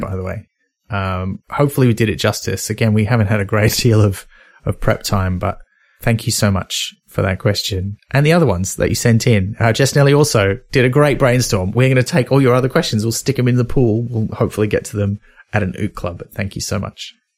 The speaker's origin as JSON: {"language": "English", "country": "Australia", "said": "as an Australian"}